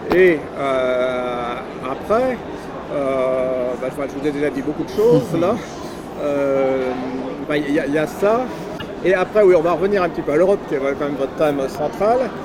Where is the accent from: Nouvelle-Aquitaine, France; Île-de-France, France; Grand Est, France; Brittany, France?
Nouvelle-Aquitaine, France; Landes; je suis des Landes